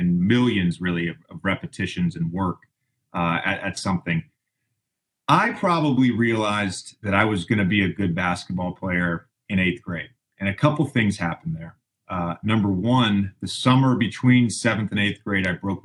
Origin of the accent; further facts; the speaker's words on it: Roanoke, Virginia, United States; also born or lived in Tennessee; we grew up in Tennessee and Southwest Virginia